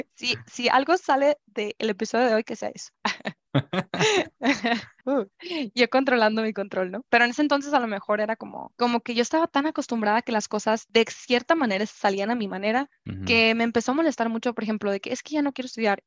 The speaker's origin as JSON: {"language": "Spanish", "town": "Culiacán", "region": "Sinaloa", "country": "Mexico", "tie": "born or raised there", "moved": "as an adult", "lives_now": "Guadalajara, Mexico", "said": "yo soy de Culiacán, viví toda mi vida en Culiacán, ahorita uh. vivo en Guadalajara"}